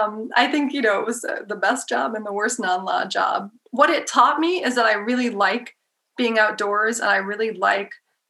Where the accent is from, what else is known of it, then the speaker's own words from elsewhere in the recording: New Hampshire, United States; I'm from New Hampshire